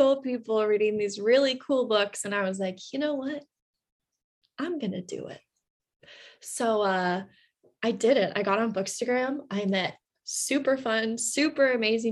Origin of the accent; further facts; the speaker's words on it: Stockton, California, United States; moved away as an adult; now in Bloomington, United States; I'm originally from Stockton, California, but I am in Bloomington, Indiana, getting my PhD